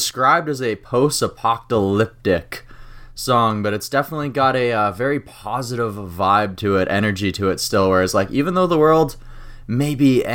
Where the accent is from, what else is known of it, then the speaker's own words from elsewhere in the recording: Saskatchewan, Canada; I'm from Saskatchewan